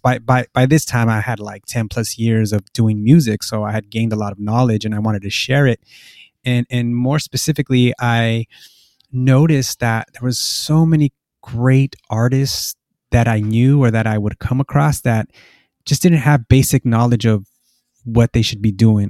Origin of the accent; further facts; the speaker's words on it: Los Angeles, California, United States; moved away as an adult; now in Norwalk, United States; I'm from Boyle Heights, which is a, uh, kind of area in East Los Angeles.